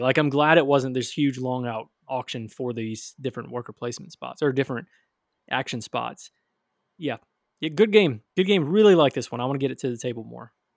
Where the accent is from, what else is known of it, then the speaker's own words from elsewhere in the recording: Michigan, United States; now in Tennessee, United States; Growing up in Michigan